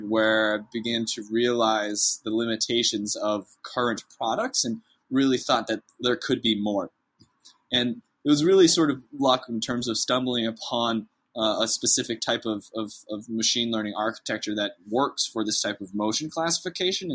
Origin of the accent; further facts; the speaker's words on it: north of Boston, Massachusetts, United States; moved away as an adult; now in Austin, United States; I'm originally from the New England area. I was born and raised right north of Boston